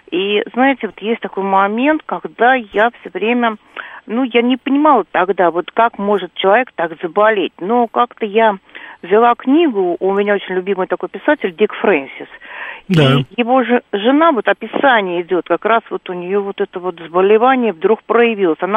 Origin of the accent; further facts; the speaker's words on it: Moscow, Russia; Вот я москвичка, да, сверхкоренная.